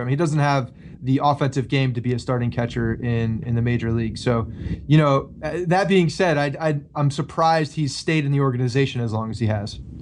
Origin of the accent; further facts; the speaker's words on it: New Jersey, United States; I grew up in North Jersey